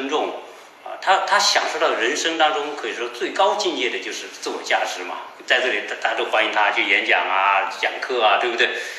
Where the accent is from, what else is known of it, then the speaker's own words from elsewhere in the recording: China; 对于作为我我我我们作为一个中国人来说哈，当我们做中美对比的时候，确实看到这个中国的这种进步哈。